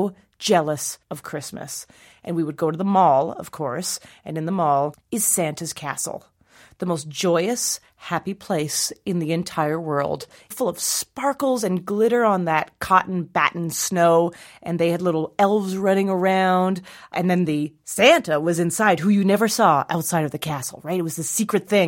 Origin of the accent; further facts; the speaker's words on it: Calgary, Alberta, Canada; I am Jewish, and I grew up in Calgary, Alberta, Canada, which is not a very Jewish place